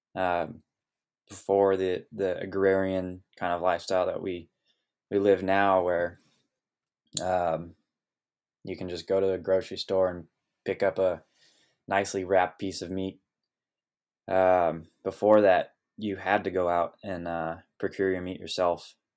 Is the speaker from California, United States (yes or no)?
yes; Sonoma Valley, California, United States; also born or lived in Oregon; growing up here in Sonoma Valley